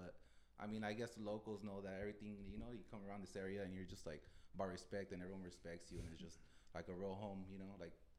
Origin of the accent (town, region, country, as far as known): East Los Angeles, California, United States; born or raised there